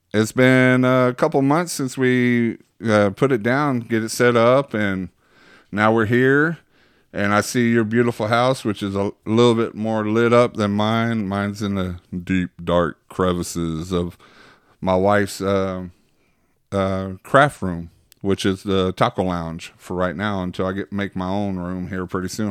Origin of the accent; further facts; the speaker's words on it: Waxahachie, Texas, United States; where I'm from, Waxahachie